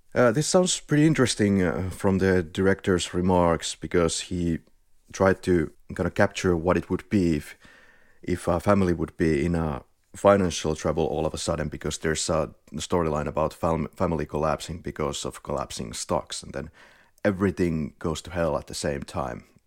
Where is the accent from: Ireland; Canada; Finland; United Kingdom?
Finland; accent: Finnish rally accent; English is a second language; now in Spain; we're from Finland. I live in Malagötu in Spain